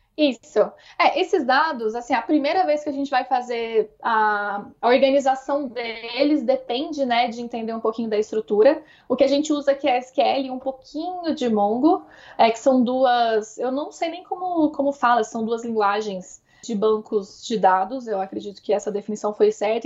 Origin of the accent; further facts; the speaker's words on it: Uberlândia, Minas Gerais, Brazil; moved away as an adult; now in São Paulo, Brazil; Como eu sou de Minas, Uberlândia não é uma cidade minúscula, mas também está longe de ser uma cidade grande